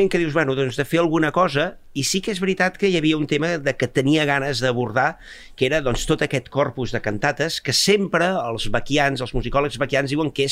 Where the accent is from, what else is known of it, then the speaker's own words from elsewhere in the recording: Bages, Catalonia, Spain; soc del Bages